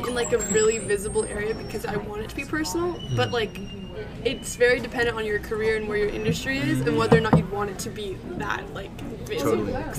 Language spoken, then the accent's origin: English; United States; as an American